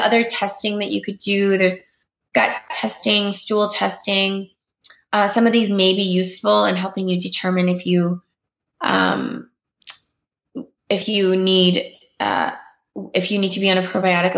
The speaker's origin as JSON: {"language": "English", "country": "Canada", "tie": "born or raised there", "said": "I grew up in Canada"}